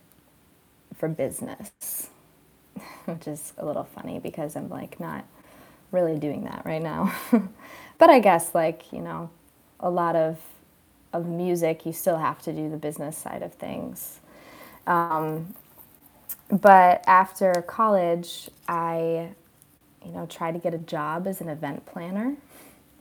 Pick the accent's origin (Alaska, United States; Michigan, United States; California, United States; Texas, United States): Michigan, United States; Rockford; singing with my dad around West Michigan, because I grew up in Rockford